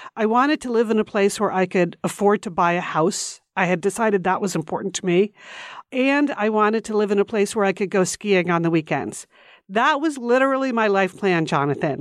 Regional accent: Connecticut, United States; We grew up right outside of New York City in Connecticut.

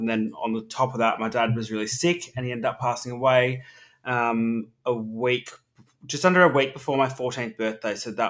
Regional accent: Melbourne, Victoria, Australia; Grew up in, Surrey Hills

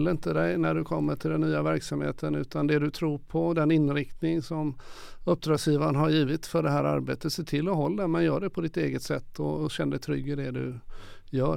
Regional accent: Gothenburg, Västra Götaland, Sweden; när jag var ung i Göteborg på 60-70-talet

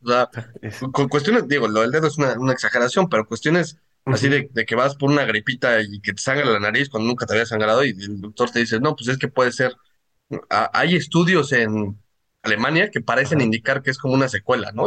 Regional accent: Mexico; nosotros como mexicanos

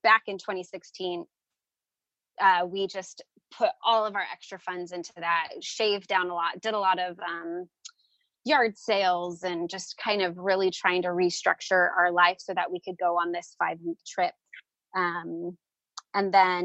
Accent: San Francisco, California, United States; moved away as an adult; now in Phoenix, United States; we're originally from the Bay Area of San Francisco, California

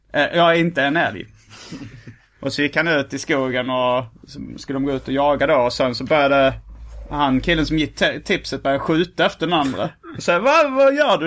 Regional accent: Lund, Skåne, Sweden; i Lund stadspark då, där jag växte upp

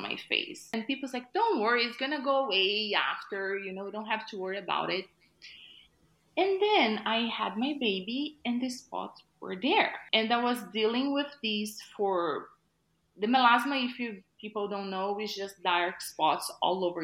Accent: Brazil; moved away as an adult; I was like first year of college back in Brazil. I'm originally from Brazil.

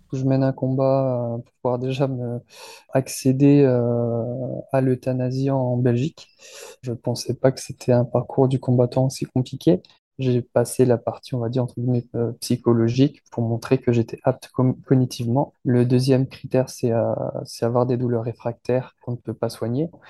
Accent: France; je suis français

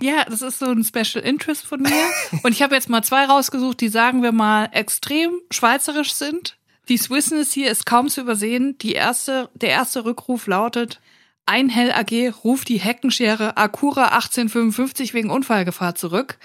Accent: Germany; Ich bin Deutsche

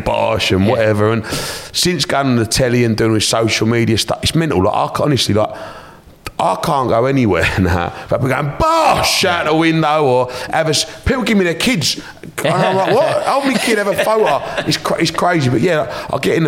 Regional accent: Romford, London, United Kingdom; I grew up in Romford, the centre of the universe, the best town in the world.

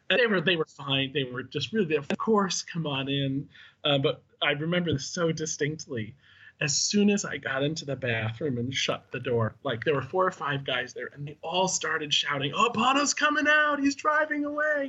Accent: Chicago, Illinois, United States; I was from Chicago

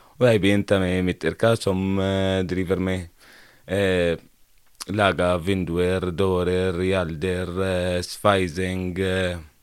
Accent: Homs, Homs Governorate, Syria; first language Arabic; Norwegian is a second language; moved away as an adult; now in Norway; Jeg har vokst opp i Syria, i et område som heter Homs

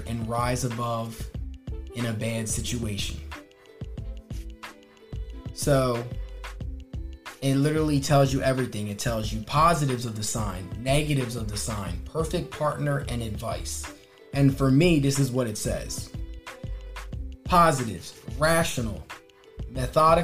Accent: Wilmington, Delaware, United States; also born or lived in Newark, Delaware; I'm from Wilmington, Delaware

